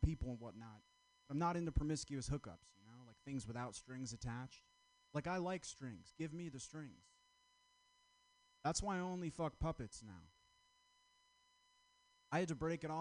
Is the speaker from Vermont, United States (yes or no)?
yes; Vermont, United States; I'm from Vermont